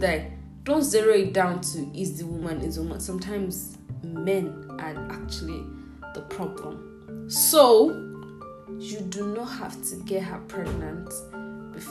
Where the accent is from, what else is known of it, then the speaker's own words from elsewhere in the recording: Igbo, Igboland, Nigeria; I'm from Igbo, like I'm Igbo